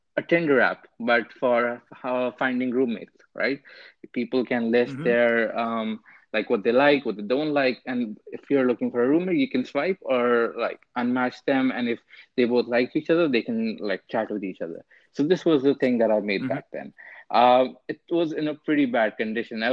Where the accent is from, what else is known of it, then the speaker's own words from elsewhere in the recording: India; moved away as an adult; also born or lived in Boston, United States; now in United States; I came from India to Boston and University of Massachusetts, Boston, right?